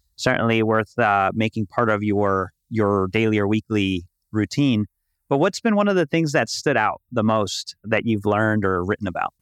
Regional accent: Chicago, Illinois, United States; now in Puerto Rico; I was born and raised in Chicago. In Puerto Rico now

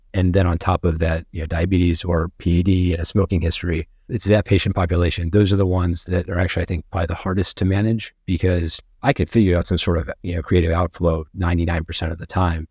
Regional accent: Virginia Beach, Virginia, United States; now in Sarasota, United States; I grew up in Virginia, Beach, Virginia

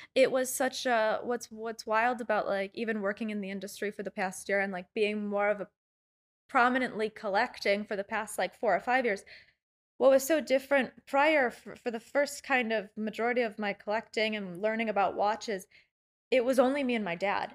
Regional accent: Chicago, Illinois, United States; I grew up in Chicago

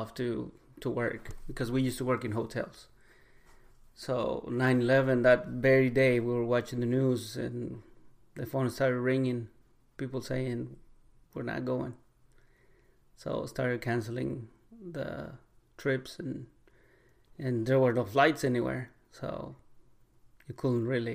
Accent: Mexico City, Mexico; English is a second language; moved away as an adult; also born or lived in Ixtapa, Mexico; now in United States; I was born in Mexico City. I lived there pretty much until I was like 19

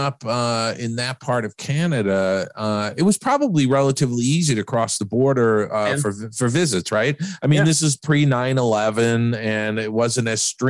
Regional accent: New York, United States; I grew up in New York.

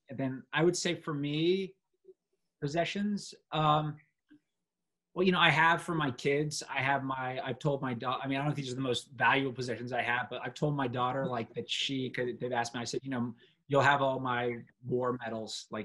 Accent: London, United Kingdom; but I grew up in London, and I love London.

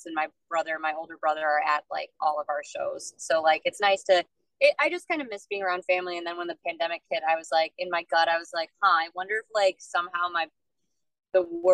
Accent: Milwaukee, Wisconsin, United States; moved away; also born or lived in Austin, Texas; I grew up in Milwaukee, just outside in a suburb

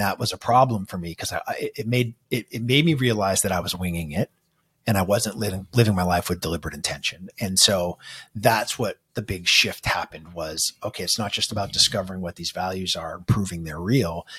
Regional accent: Manchester, New Hampshire, United States; grew up in this sort of small, cold uh, little town where all of our liquor stores are off the highway. Uh, it's in uh, Manchester, New Hampshire

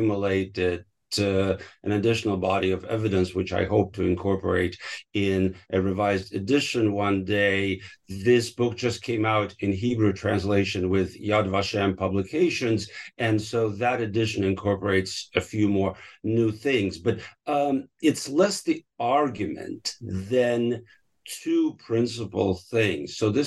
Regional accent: Moscow, Russia; born there; So I was born in Moscow when it was still the Soviet Union in 1967. I am 1/4 Litvak and 3/4 Ukrainian Jewish.

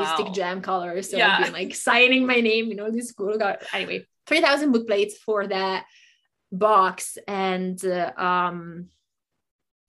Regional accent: Italy; moved away as an adult; also born or lived in Japan / Germany; now in United States; I grew up in Italy

